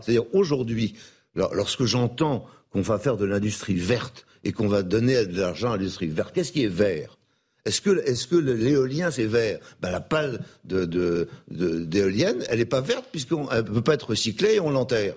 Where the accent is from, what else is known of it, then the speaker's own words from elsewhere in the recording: Brittany, France; je suis breton